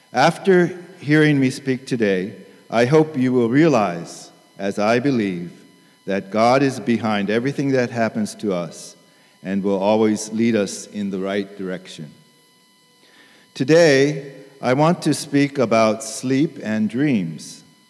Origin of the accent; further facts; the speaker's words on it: Tokyo, Japan; I grew up in Tokyo as a missionary kid and attended Tokyo Union Church.